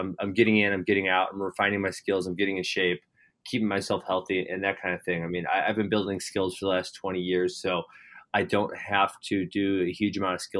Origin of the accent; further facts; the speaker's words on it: Hartland, Wisconsin, United States; also born or lived in Missouri; I grew up in Heartland, Wisconsin. I live 5 minutes down the road from where I grew up